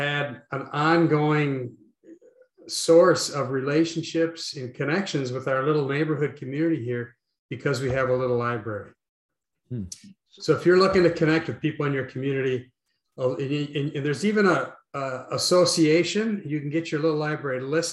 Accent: Midwest, United States; I'm from the Midwest

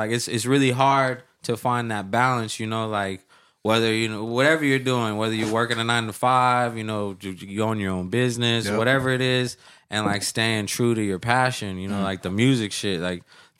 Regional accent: Anchorage, Alaska, United States; moved away; also born or lived in Central Valley, California; I'm from Anchorage, Alaska.

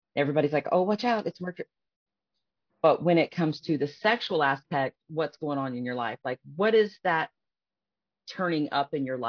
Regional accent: Columbus, Ohio, United States; I am 41. I am from Columbus, Ohio.

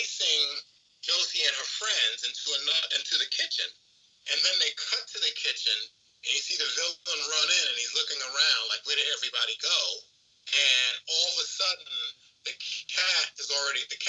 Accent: New York, United States; growing up in New York

